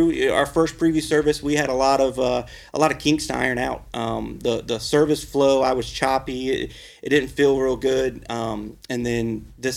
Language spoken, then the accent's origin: English; Deer Run, United States; we grew up in Deer Run. We live there now with our house and our kids are at the school